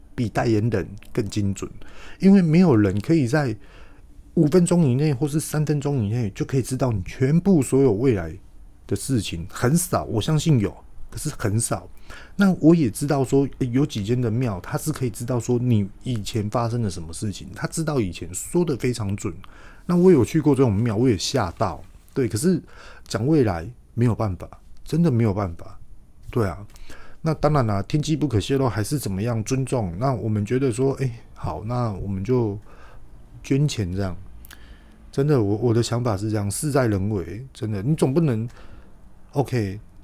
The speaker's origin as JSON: {"language": "Chinese", "country": "Taiwan", "tie": "born or raised there", "said": "自己也是台湾人，土生土长"}